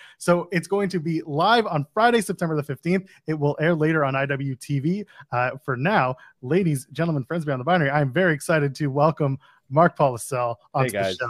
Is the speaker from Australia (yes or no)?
no; Ottawa, Ontario, Canada; moved away as an adult; I grew up in Ottawa. I grew up in Nepean. I grew up in the West End.